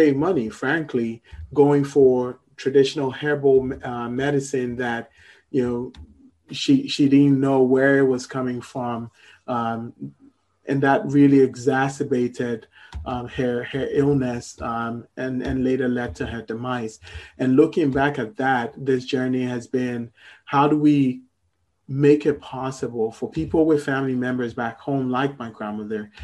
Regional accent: Ghana; moved away as an adult; also born or lived in Morocco / Columbus, Ohio; I was born in Ghana, lived in Ghana for about 17 years growing up, and then moved to Morocco for college.

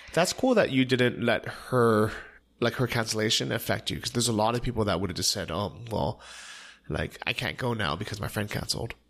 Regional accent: Bay Area, California, United States; growing up in the Bay Area, especially as an Asian American

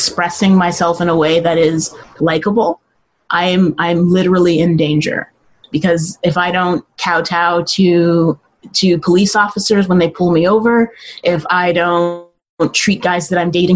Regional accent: Mesa, Arizona, United States; also born or lived in Los Angeles, California; I mostly grew up here. I was born in Los Angeles, and I lived there till I was about 5 or 6 years old. And then my family moved to Mesa

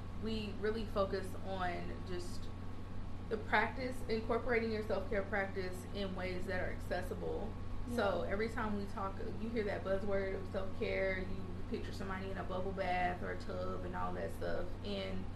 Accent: Bowling Green, Kentucky, United States; moved away as an adult; now in Charleston, United States; growing up in Bowling Green, we didn't have a Whole Foods

